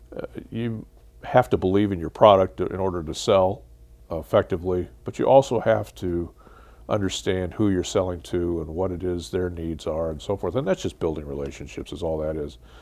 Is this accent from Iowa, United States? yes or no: yes; Central Iowa, United States; to be in my hometown and, and, uh, um, get my job that allowed me to move home